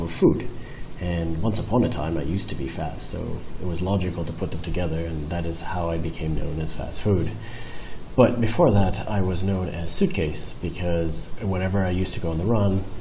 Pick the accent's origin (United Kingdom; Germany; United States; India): India; Hyderabad, Telangana; also born or lived in Manila; I grew up in Hyderabad and my father, Digit, was the founder of the Hyderabad hash